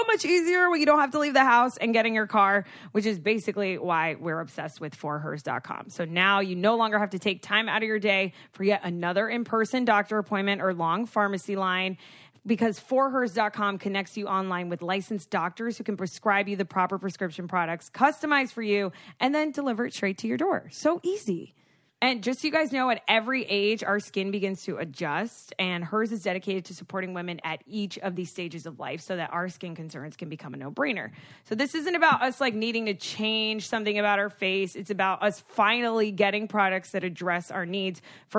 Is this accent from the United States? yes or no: yes; Florida, United States; I am from South Florida